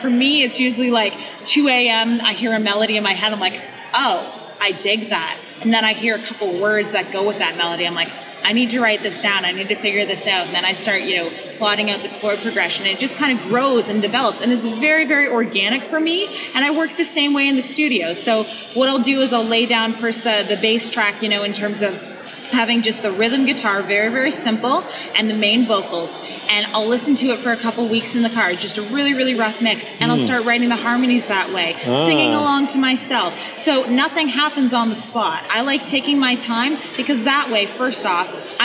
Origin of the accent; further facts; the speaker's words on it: London, Ontario, Canada; I'm from London, Ontario, Canada